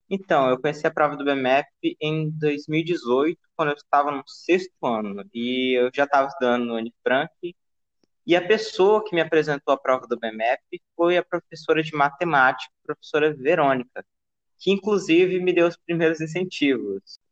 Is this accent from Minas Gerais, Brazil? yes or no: no; Palmas, Tocantins, Brazil; nasci em Palmas e sempre morei aqui com os meus pais